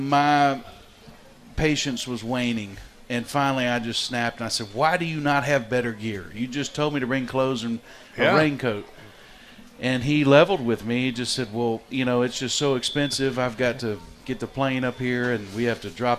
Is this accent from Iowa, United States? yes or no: no; North Carolina, United States; moved away as an adult; also born or lived in China; I grew up in North Carolina